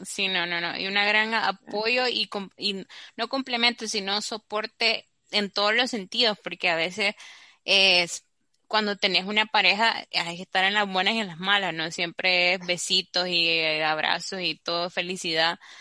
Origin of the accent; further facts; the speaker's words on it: Nicaragua; also born or lived in Barcelona; como somos los nica